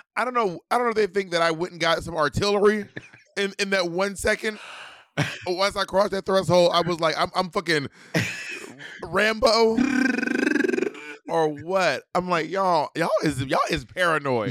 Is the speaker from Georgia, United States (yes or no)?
yes; Georgia, United States; Georgia, Georgia, I'm from